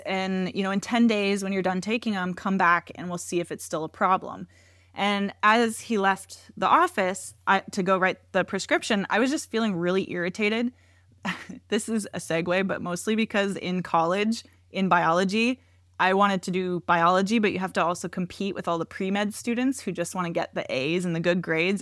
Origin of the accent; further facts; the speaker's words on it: Washington, United States; I grew up in Washington